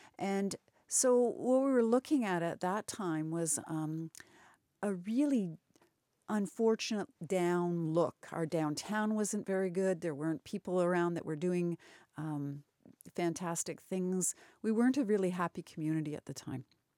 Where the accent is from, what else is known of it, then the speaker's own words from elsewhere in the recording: Brantford, Ontario, Canada; now in Paris, Canada; Well, I'm a Brantfordian, although I live in Paris. I grew up in Brantford.